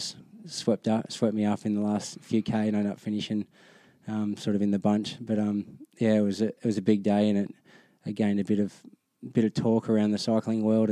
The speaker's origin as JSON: {"language": "English", "town": "Goulburn", "region": "New South Wales", "country": "Australia", "tie": "born or raised there", "moved": "yes", "lives_now": "Gold Coast, Australia", "said": "growing up in Goulburn, a small country town"}